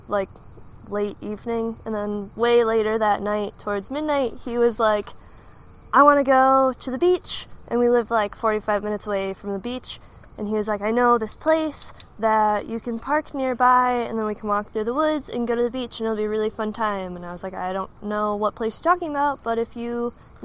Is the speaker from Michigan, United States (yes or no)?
yes; Michigan, United States; I'm from Michigan